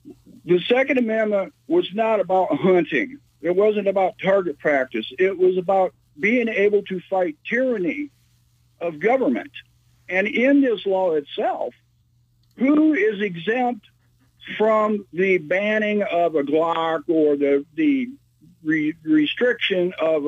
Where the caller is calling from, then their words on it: Peoria, Illinois, United States; I'm calling from the Little Chicago. It's called Peoria, Illinois.